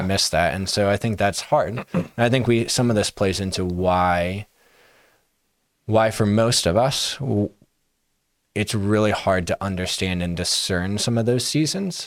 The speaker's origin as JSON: {"language": "English", "town": "Akron", "region": "Ohio", "country": "United States", "tie": "born or raised there", "said": "I grew up in Akron"}